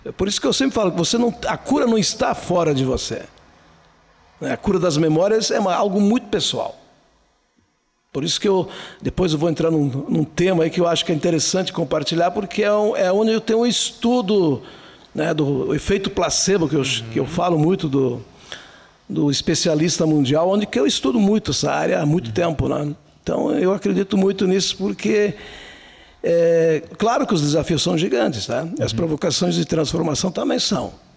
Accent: Flores da Cunha, Rio Grande do Sul, Brazil; eu posso dizer que é um ser de 61 anos, nascido lá em Flores da Cunha

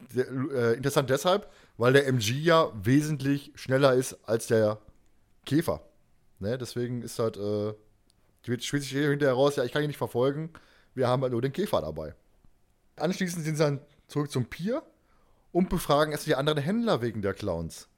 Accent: Germany; wir als Deutsche

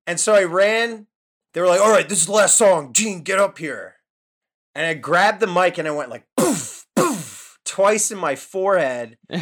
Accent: Connecticut, United States; moved away; also born or lived in New York / Philadelphia / Boston; I was born in New York, Uh, grew up in Connecticut, and then I moved to Philly

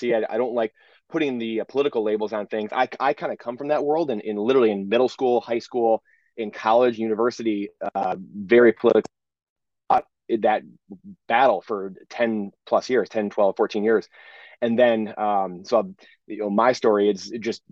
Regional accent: Michigan, United States; I've played triple A hockey here growing up in Michigan

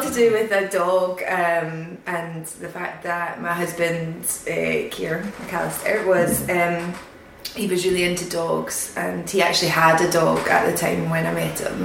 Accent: Greenock, Scotland, United Kingdom; also born or lived in Glasgow; now in Edinburgh, United Kingdom; I'm from Greenock originally

